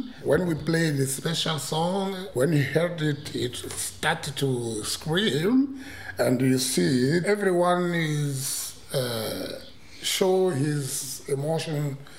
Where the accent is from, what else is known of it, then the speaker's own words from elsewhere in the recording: Mozambique; English is a second language; now in Germany; I'm from Mozambique. I'm here in Germany since 1986.